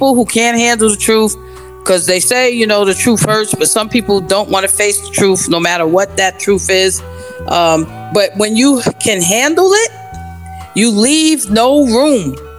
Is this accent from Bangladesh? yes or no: no; New York, United States; born there; I was born on New York City on a Monday.